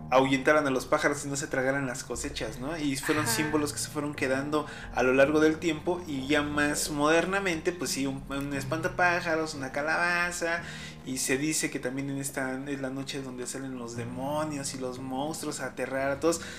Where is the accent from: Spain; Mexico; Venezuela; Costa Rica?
Mexico; Como mexicanos creo que somos apegados a la muerte